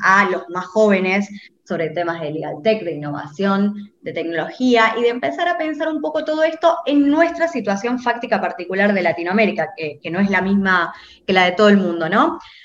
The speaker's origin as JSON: {"language": "Spanish", "town": "Rosario", "region": "Santa Fe", "country": "Argentina", "moved": "yes", "said": "yo soy de Rosario, estudié allá"}